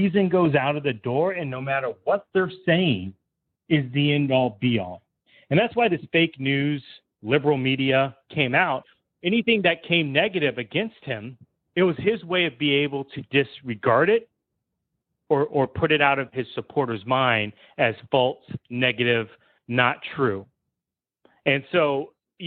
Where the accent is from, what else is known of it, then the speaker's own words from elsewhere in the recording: Polk County, Florida, United States; I was raised in Polk County.